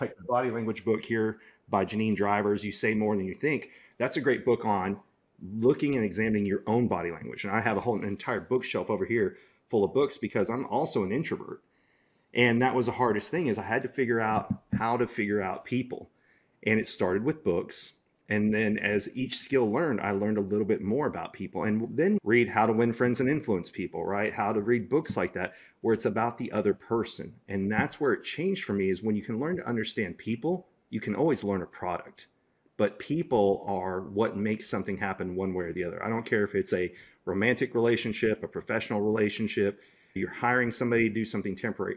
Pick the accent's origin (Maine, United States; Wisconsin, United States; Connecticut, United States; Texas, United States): Texas, United States; Dallas; my hometown, Dallas, Texas